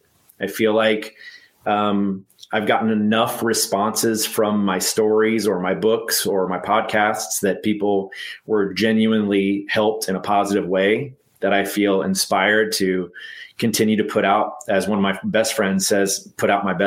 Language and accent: English; Texas, United States; And I want to be Tex, because I'm from Texas.